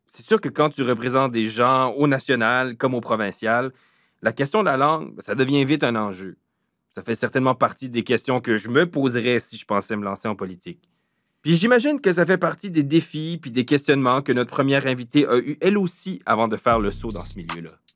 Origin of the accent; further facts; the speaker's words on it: south-east New Brunswick, Canada; On est des Acadiens du sud-est du Nouveau-Brunswick